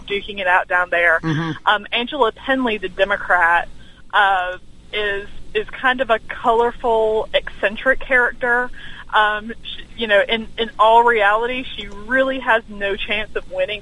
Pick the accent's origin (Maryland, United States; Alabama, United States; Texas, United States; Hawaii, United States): Alabama, United States; moved away as an adult; my home state is is Alabama. Okay. I, I moved here from from Alabama a few years okay. ago.